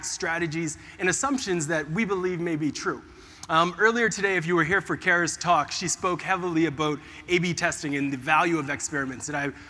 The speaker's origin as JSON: {"language": "English", "town": "Preston", "region": "Ontario", "country": "Canada", "tie": "born or raised there", "said": "I grew up in Canada, this small little place called Preston, very much in the deep neck of the woods."}